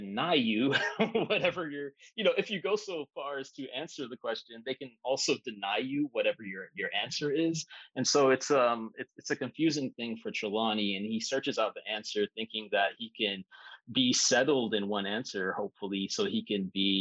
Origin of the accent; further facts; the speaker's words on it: Miami, Florida, United States; moved away; growing up in Miami